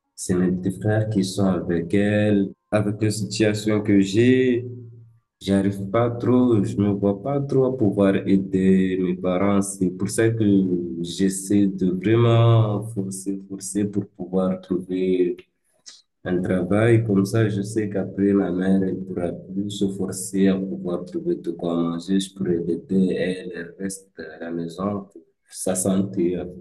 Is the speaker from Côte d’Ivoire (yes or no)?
no; Mayotte; also born or lived in Grande Comore, Comoros; On m'a amené à Mayotte, même pas et moi, c'est ce que ma mère m'a dit. J'ai fait la maternelle ici